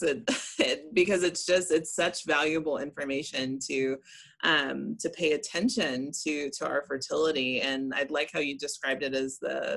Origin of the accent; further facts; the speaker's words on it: Memphis, Tennessee, United States; I grew up in Memphis